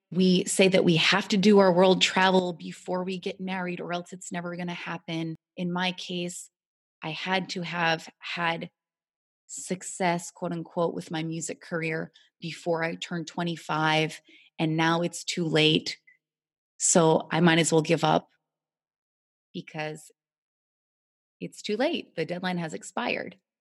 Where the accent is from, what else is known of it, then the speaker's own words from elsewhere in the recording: United States; growing up in America